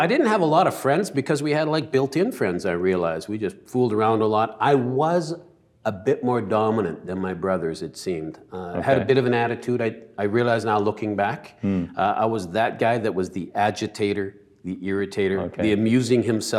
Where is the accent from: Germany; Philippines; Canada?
Canada; Vancouver, British Columbia; You know, I grew up in Vancouver, South Vancouver, mm-hmm. and I had a mom and a dad. They're both immigrants from immigrant families.